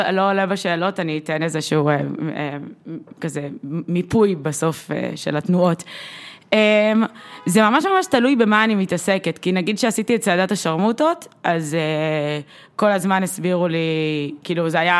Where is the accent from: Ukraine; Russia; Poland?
Russia; אני, אני, אני גם רוסייה ואני יכולה להתמודד עם ה...